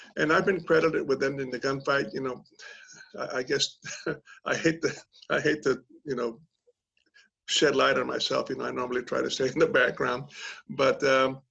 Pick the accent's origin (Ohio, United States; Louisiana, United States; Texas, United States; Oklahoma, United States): Texas, United States; South; moved away as an adult; I grew up in South Texas, home, church, family, you know, God, country, the old standard